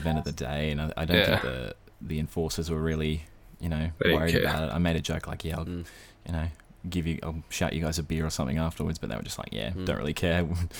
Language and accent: English; Brisbane, Queensland, Australia; now in Sydney, Australia; I was born in Brisbane, born and bred. Pretty much spent all of my childhood, my schooling life, in Brisbane, dealing with the heat.